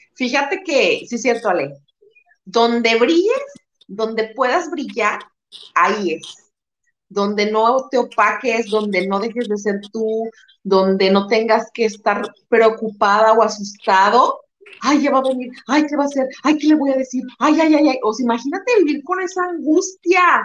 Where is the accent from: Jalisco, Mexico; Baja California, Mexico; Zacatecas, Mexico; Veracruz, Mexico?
Jalisco, Mexico; Guadalajara; moved away as an adult; now in Tijuana, Mexico; somos tapatías, somos de Guadalajara, pero en este momento yo estoy radicando en Tijuana